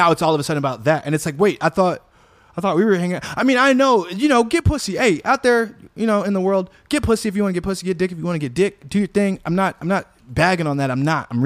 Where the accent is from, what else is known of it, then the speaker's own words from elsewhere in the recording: Chicago, Illinois, United States; I'm from Chicago.